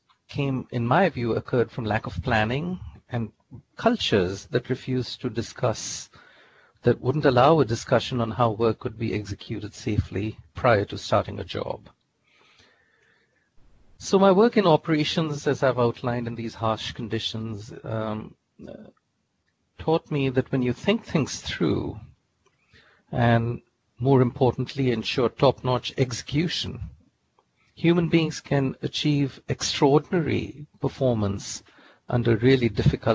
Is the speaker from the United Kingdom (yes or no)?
no; India; moved away as an adult; also born or lived in Tulsa, Oklahoma / Texas / Louisiana / San Francisco; now in United States; I was born and raised in India, did my bachelor's in chemical engineering there